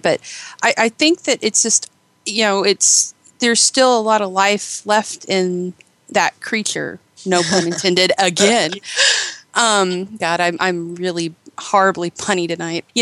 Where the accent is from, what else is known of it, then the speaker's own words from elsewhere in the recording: Eugene, Oregon, United States; it's actually set in Eugene, Oregon, my hometown.